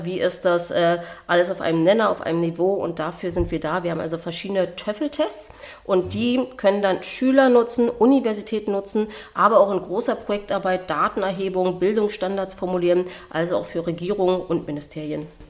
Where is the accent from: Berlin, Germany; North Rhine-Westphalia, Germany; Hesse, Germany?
Berlin, Germany; moved away as an adult; also born or lived in New Zealand; Ich wurde in Berlin geboren, deswegen auch indogen, Indigenous Berlin Lady und äh, bin hier groß geworden.